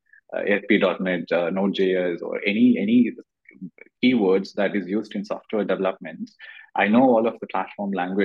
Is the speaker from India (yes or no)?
yes; Kerala, India; English is a second language; moved away as an adult; also born or lived in Tamil Nadu / Bangalore; I come from Kerala and I studied in Tamil Nadu. My English wasn't that great.